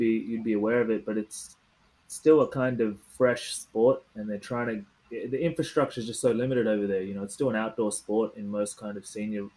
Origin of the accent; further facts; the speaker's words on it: Australia; I was from Australia, but I could speak Tamil